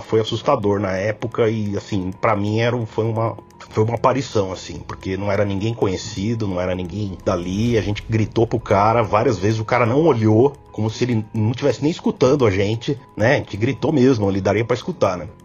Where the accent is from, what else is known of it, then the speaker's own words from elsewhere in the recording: São Paulo, Brazil; sou de São Paulo